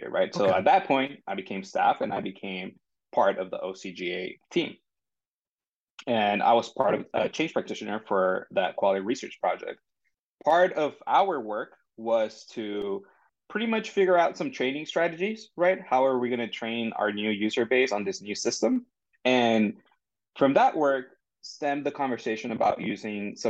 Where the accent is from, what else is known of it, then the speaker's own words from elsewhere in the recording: San Diego, California, United States; also born or lived in Tijuana, Mexico; I'm from San Diego. I was born in San Diego, lived here for some time. Then I actually moved across the border to Tijuana and lived there for about 9 years before coming back